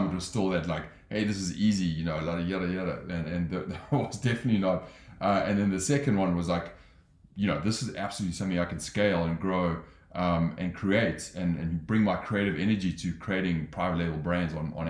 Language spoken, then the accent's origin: English; Johannesburg, Gauteng, South Africa; moved away as an adult; also born or lived in London; now in Los Angeles, United States; I grew up in South Africa. I'm from Johannesburg, lived in London